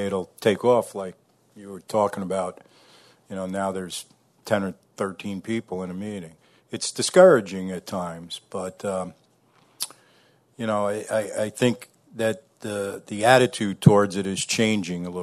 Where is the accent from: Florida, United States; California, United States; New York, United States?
New York, United States; New Paltz; I'm from New Paltz, New York in the Hudson Valley.